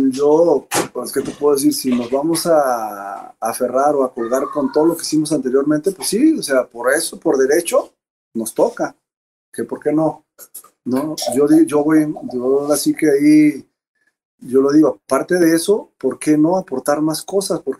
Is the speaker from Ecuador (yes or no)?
no; Mexico; o sea, dicen, el básquetbol es para los mexicanos, sí, pero hay que prepararnos.